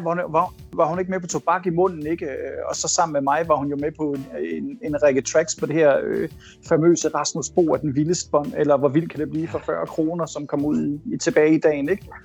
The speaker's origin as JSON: {"language": "Danish", "country": "Denmark", "moved": "as an adult"}